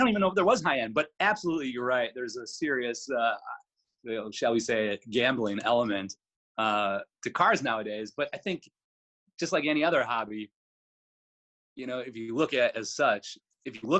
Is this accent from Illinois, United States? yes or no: yes; Chicago, Illinois, United States; now in Milwaukee, United States; my family is from Illinois, and I was born in Chicago